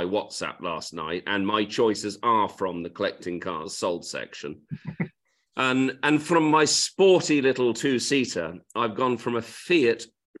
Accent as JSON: {"language": "English", "town": "Swindon", "region": "South West England", "country": "United Kingdom", "tie": "born there", "said": "I wasn't from Portsmouth. And I think I was born in Swindon, actually."}